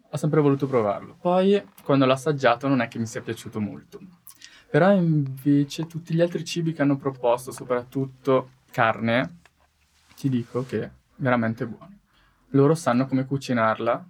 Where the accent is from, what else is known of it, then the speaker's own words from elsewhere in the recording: Italy; io vengo dall'Italia